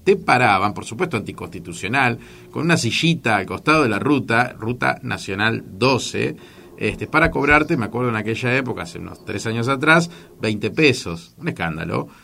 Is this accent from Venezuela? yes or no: no; Buenos Aires, Argentina; moved away as an adult; now in Misiones, Argentina; yo que soy de Buenos Aires, que hace unos 20 eh, años visito la provincia, pero hace tres que vivo acá